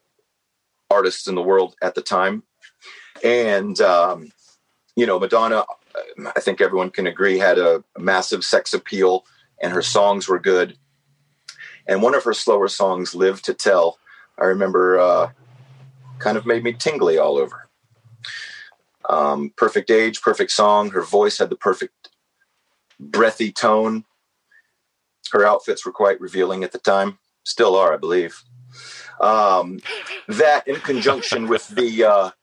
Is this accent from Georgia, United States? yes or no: yes; Atlanta, Georgia, United States; I grew up in Atlanta, Georgia, here in the southeast United States